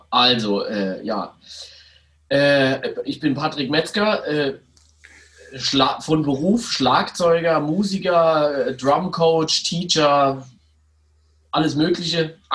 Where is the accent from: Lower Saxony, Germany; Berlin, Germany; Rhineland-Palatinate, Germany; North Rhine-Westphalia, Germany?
Rhineland-Palatinate, Germany; now in Mannheim, Germany; ich komme aus dem aus einem schönen Landkreis, was so bei Kaiserslautern Richtung Kusel die alte Welt da hinten ist, also Rheinland-Pfalz, so in der Nähe von der Airbase.